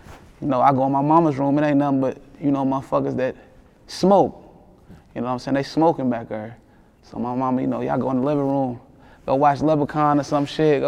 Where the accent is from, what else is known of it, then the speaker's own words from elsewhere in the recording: Lexington, Kentucky, United States; I'm from Winburn.